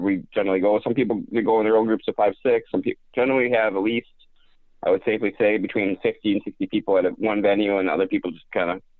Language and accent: English; Wisconsin, United States; I'm from Wisconsin